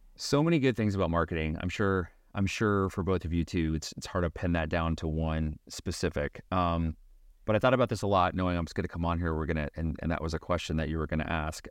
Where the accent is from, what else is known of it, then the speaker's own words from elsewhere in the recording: Beaverton, Oregon, United States; I grew up in Beaverton, Oregon.